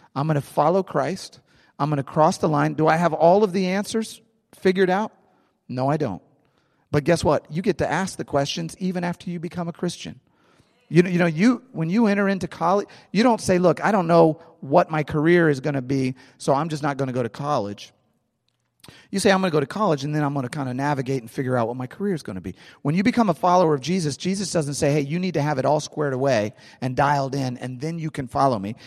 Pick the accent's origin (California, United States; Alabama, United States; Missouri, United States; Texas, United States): Missouri, United States; St. Louis; I grew up in Saint Louis.